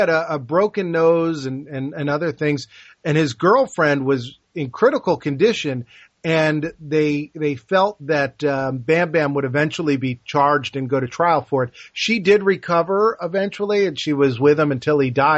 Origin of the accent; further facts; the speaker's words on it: New Jersey, United States; We're both from New Jersey